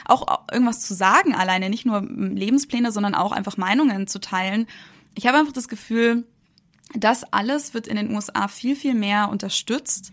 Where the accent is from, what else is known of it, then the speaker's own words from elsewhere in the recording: Munich, Bavaria, Germany; moved away as an adult; now in United States; ich bin ja in München geboren, aufgewachsen und bin dann halt auch da zur Uni gegangen